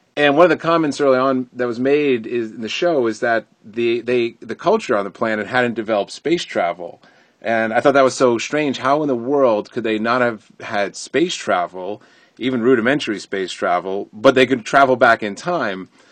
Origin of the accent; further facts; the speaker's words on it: Connecticut, United States; where I grew up in Connecticut